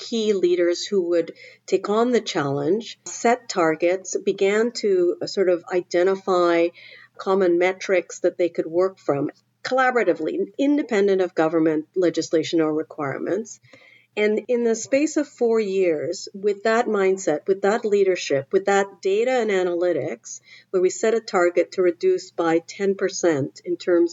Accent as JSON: {"language": "English", "country": "Trinidad & Tobago", "tie": "born or raised there", "moved": "yes", "lives_now": "Canada", "said": "I grew up in the Caribbean in Trinidad"}